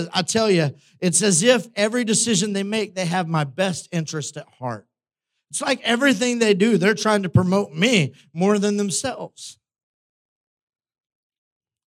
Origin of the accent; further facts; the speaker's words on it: United States; we live in the West, we were raised in the United States